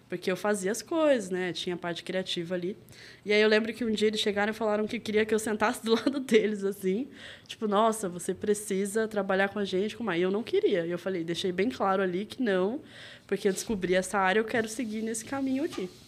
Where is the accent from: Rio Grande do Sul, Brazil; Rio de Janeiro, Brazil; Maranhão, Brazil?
Rio de Janeiro, Brazil; now in São Paulo, Brazil; que eu sou carioca, apesar de não ter muito sotaque, né?